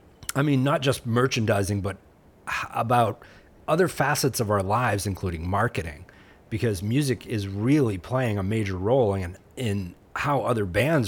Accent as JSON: {"language": "English", "region": "Maine", "country": "United States", "tie": "born or raised there", "said": "Both Greg and I grew up in New Hampshire and in Maine, respectively"}